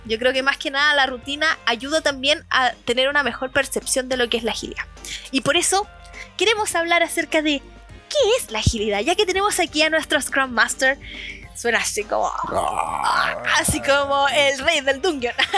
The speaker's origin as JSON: {"language": "Spanish", "country": "Chile", "said": "aquí en Chile estamos"}